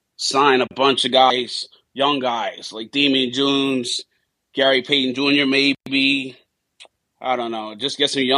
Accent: Bahamas; I'm from the Bahamas

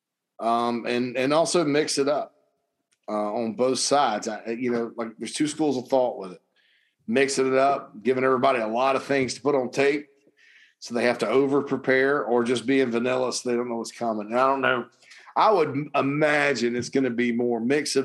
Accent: Spartanburg, South Carolina, United States; my hometown of the Berg

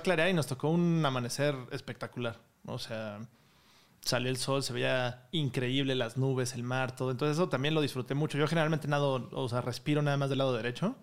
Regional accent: Mexico; Y soy el mexicano número 39

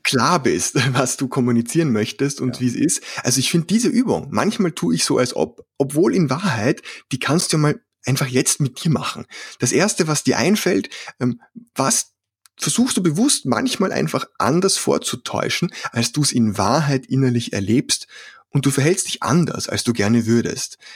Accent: Vienna, Austria; accent: Austrian; Ich komme aus dem schönen Wien, was den etwas merkwürdigen Dialekt erklärt. Ja, ich bin ein Ösi

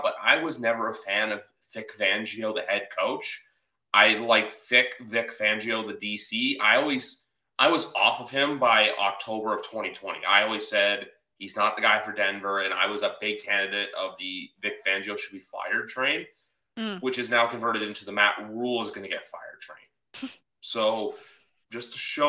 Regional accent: Canada; we're both Canadian on the podcast, both Canadians

